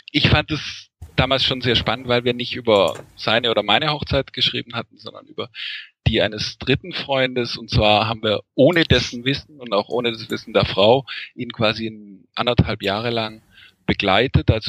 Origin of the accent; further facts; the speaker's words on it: Lake Constance, Germany; Ähm, also ich komme ursprünglich vom Bodensee ähm